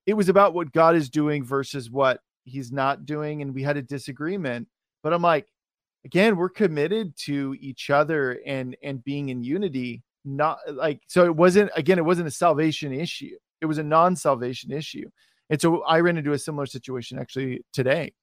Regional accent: West Coast, United States; I'm from the West Coast.

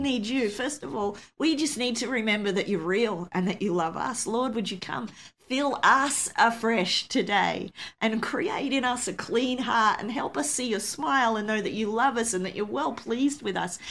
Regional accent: Australia; I'm an Aussie

